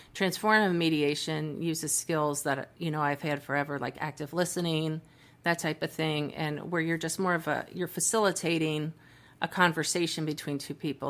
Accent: Cincinnati, Ohio, United States; moved away as an adult; also born or lived in Dayton, Ohio; now in Texas, United States; born and raised in Cincinnati, Ohio.

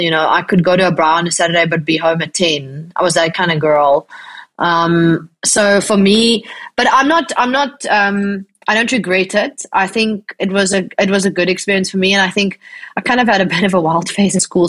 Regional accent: Bloemfontein, Free State, South Africa; also born or lived in Worcester, Western Cape; I was born in Bloemfontein in the Free State

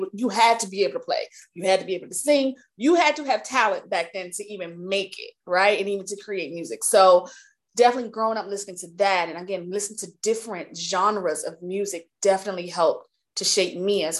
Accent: New Jersey, United States; also born or lived in Maryland / West Coast; But as I got older, and when I moved to Maryland, so I'm originally from New Jersey.

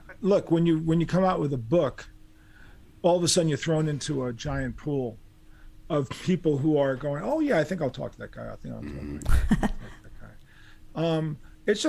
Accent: New York City, New York, United States; born or raised there

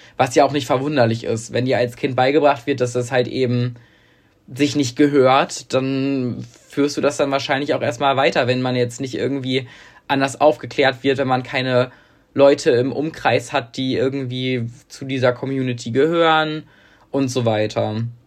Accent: Münster, North Rhine-Westphalia, Germany; weil das ja mein Heimatort ist

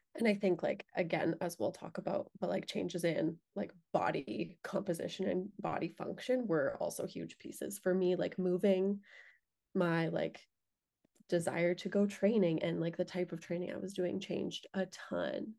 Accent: Lethbridge, Alberta, Canada; moved away as an adult; I grew up in Lethbridge

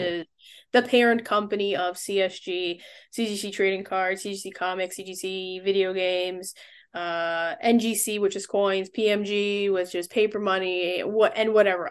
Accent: New York City, New York, United States; I was born in the Bronx

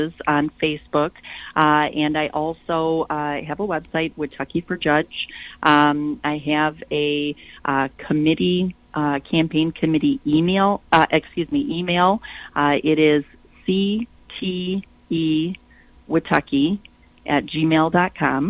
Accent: Flint, Michigan, United States; also born or lived in Detroit, Michigan; I was born and raised in Flint, and attended school and lived in Flint all the way through college.

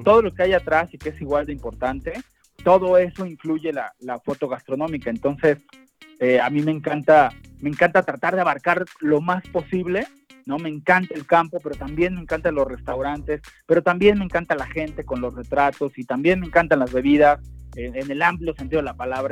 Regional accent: Mexico; nuestra realidad como mexicanos

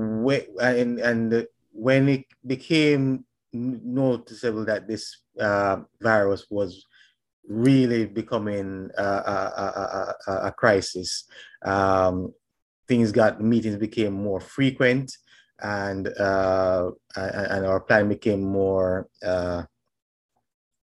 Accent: Jamaica; now in Statesboro, Georgia, United States; I'm from Jamaica

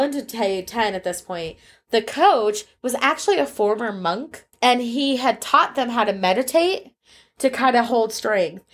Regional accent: United States; as an American

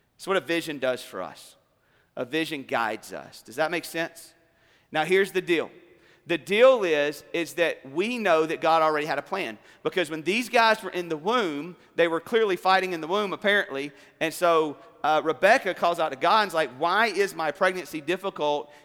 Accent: South Alabama, United States; moved away; also born or lived in Columbus, Georgia; I grew up originally in South Alabama, then we moved to Columbus, Georgia

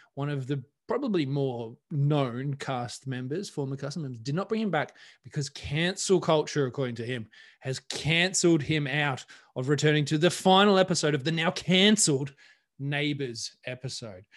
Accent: Australia; moved away; being Australian

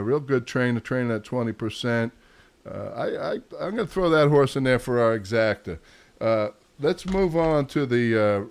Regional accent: New York, United States; I'm from New York

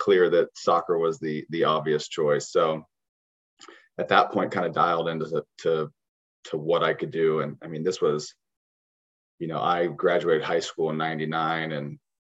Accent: Springfield, Missouri, United States; moved away as an adult; also born or lived in Joplin, Missouri / St. Louis, Missouri / Portland, Oregon; now in Kansas City, United States; I was born in Joplin, Missouri, moved at a very young age to Southwest Missouri in Springfield, and grew up in Springfield

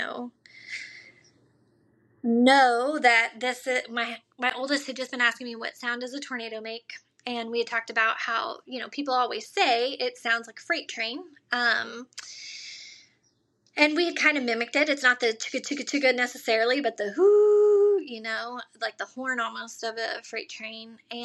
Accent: Arkansas, United States; growing up in Arkansas

